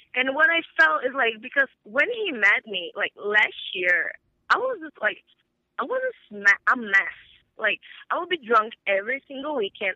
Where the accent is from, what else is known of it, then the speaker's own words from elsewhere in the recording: Brazil; moved away; my grandma in back in, in Brazil, because I'm from Brazil